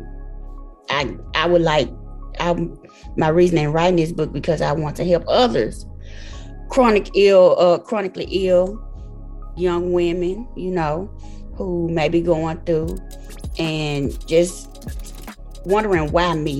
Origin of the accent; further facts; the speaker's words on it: Memphis, Tennessee, United States; I'm from Memphis, Tennessee